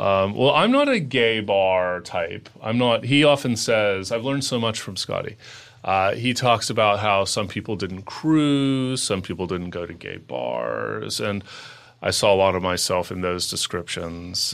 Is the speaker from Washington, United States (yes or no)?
no; Los Angeles, California, United States; moved away; also born or lived in New York; I moved from New York to Los Angeles a few years ago, even though I'm an L A native.